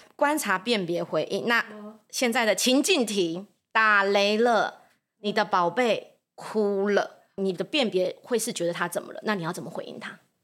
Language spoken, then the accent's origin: Chinese; Taoyuan, Taiwan; moved away as an adult; now in Zhunan, Taiwan; 我是桃园人